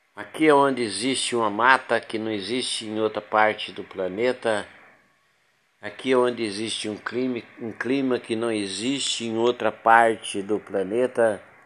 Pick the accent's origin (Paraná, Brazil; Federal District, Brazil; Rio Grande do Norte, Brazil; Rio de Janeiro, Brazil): Paraná, Brazil; moved away as an adult; also born or lived in São Paulo / Goiás / Rondônia / Minas Gerais; now in Porto Velho, Brazil; eu sou nascido do estado do Paraná, de lá me casei, separei, fui para São Paulo